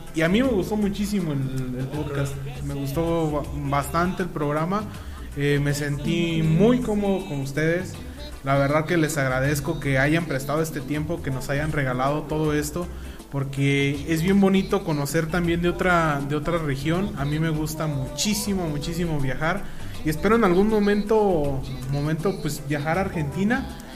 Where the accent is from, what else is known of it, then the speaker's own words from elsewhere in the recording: Angamacutiro, Michoacán, Mexico; Allá de donde yo soy, de Angamacutiro, con mucho orgullo